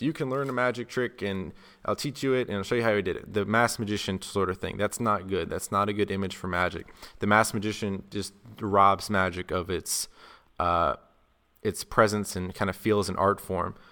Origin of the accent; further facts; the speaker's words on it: South Carolina, United States; now in Las Vegas, United States; I'm from South Carolina, so I'm not used to this cold weather. Right now, I live in Vegas